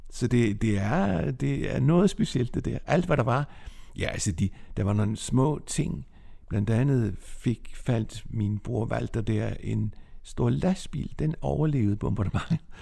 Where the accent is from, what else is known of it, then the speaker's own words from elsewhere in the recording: Nexø, Capital Region of Denmark, Denmark; moved away as an adult; also born or lived in Copenhagen; now in Hillerød, Denmark; Jeg er vokset op på Bornholm i Næksø